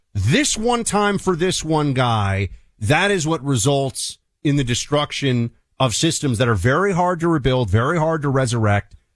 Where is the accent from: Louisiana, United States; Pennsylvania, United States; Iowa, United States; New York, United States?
New York, United States; New York City; a New Yorker